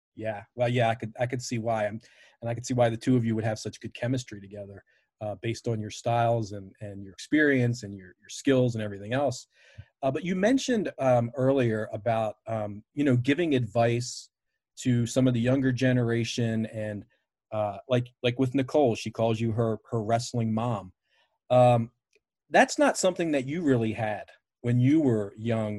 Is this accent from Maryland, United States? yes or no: yes; Baltimore, Maryland, United States; I grew up in Baltimore, a, you know, WWF original city